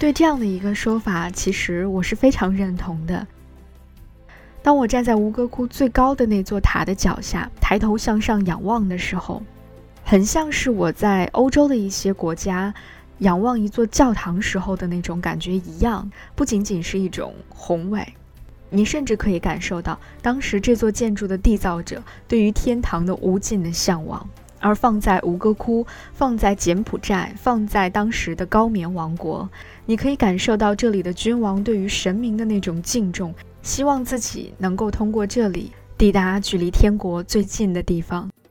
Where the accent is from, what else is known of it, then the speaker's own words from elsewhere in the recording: China; 我们中国人